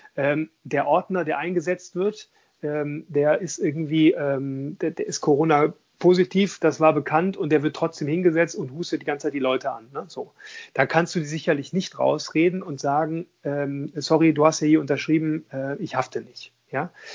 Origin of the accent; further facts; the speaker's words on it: Düsseldorf, North Rhine-Westphalia, Germany; ich komme ja aus Düsseldorf